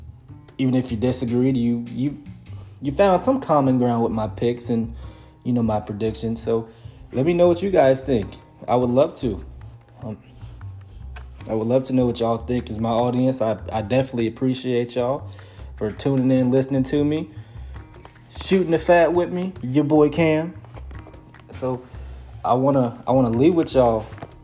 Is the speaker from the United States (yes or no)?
yes; Georgia, United States; My hometown, my home state, Georgia